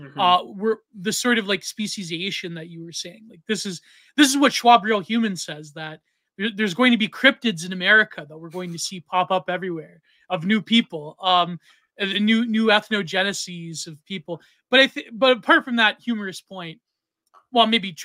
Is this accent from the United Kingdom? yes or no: no; Canada; I'm Canadian